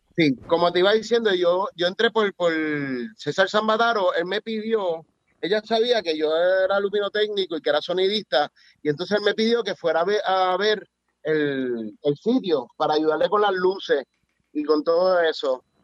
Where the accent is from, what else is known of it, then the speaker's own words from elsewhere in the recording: Puerto Rico; also born or lived in Spain; yo nací en Puerto Rico